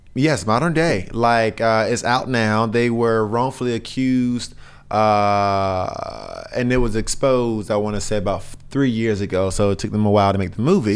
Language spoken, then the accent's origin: English; North Carolina, United States; I'm from North Carolina, I'm in my mid-thirties, um, I'm a black male